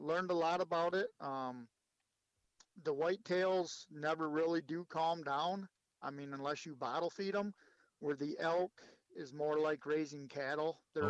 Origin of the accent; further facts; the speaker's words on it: Oxford, Michigan, United States; moved away as an adult; also born or lived in Lapeer, Michigan; originally I grew up in Oxford, Michigan.